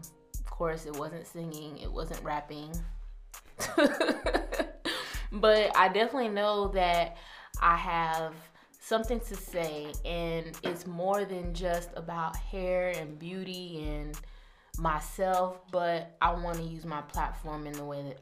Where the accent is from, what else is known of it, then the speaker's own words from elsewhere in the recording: Georgia, United States; also born or lived in Brooklyn; I was raised in Georgia, grew up in Georgia, but I was born in Brooklyn. So, just a quick backstory, I do come from a military background, Jamaican background. My whole entire family is Jamaican.